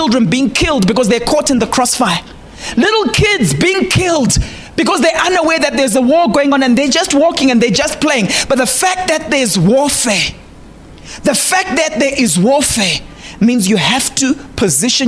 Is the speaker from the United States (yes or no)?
no; Zimbabwe; English is a second language; Those of us who come from Zim